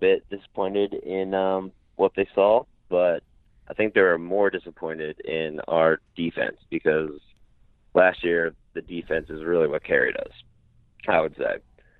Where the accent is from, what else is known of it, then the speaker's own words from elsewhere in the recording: Valley Forge, Pennsylvania, United States; moved away as an adult; now in Philadelphia, United States; So I'm from Valley Forge, Pennsylvania